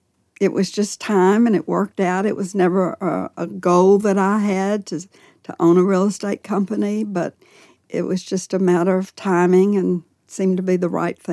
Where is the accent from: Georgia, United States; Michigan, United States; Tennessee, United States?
Tennessee, United States; Nashville; I was born in Nashville.